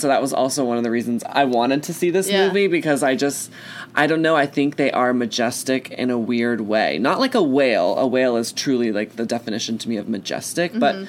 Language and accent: English; Texas, United States; I'm from Texas